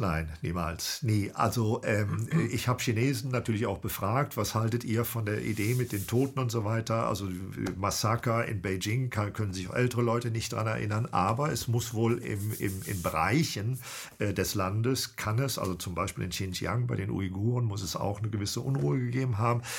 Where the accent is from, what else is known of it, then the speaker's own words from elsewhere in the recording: Cologne, North Rhine-Westphalia, Germany; now in Bremen, Germany; Ich bin ein HB-Männchen, genau. Ja, aber ein zugewandertes. Ich komme eigentlich aus Köln